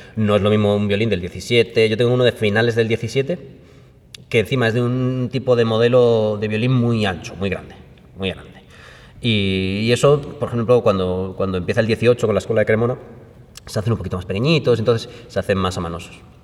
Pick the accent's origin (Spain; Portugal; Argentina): Spain; Málaga, Andalusia; mi tierra natal, de Málaga